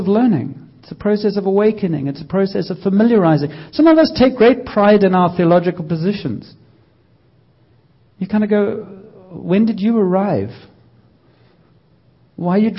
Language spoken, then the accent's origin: English; South Africa; moved away as an adult; I grew up in South Africa